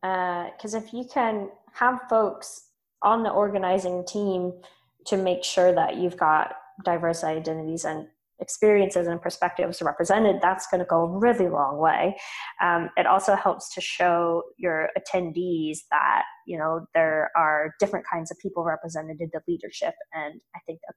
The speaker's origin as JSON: {"language": "English", "region": "Texas", "country": "United States", "tie": "born or raised there", "also_born_or_lived": "Boston", "moved": "as an adult", "lives_now": "Austin, United States", "said": "I grew up in Texas, so it's kind of going home"}